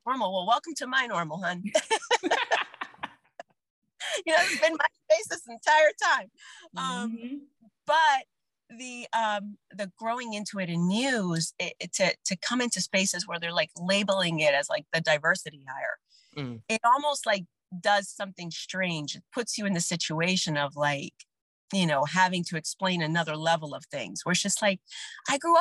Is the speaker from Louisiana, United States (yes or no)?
yes; New Orleans, Louisiana, United States; moved away; Growing up in New Orleans as like the only Latina in your class for years and years and years